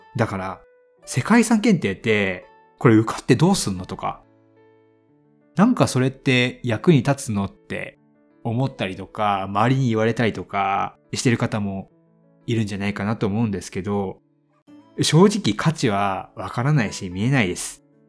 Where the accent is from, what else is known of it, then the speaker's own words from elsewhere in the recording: Hiroshima, Japan; 僕、広島出身で